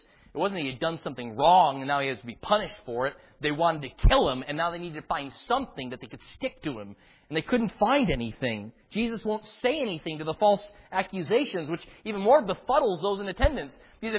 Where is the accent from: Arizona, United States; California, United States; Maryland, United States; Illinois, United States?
Illinois, United States; Chicago; now in Houston, United States; Now, I can remember the incessant pokes when I moved from Chicago down to Houston and my accent giving that away all the time.